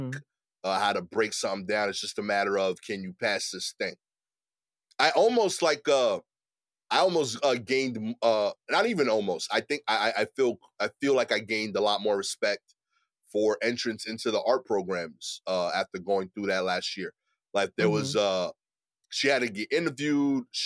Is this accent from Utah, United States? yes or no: no; New York City, New York, United States; as an East New York dude